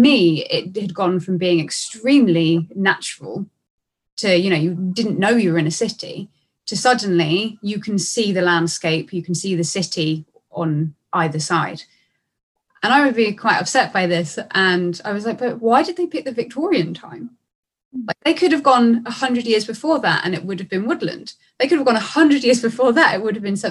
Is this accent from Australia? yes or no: no; Brighton, South East England, United Kingdom; I'm from Brighton in the UK.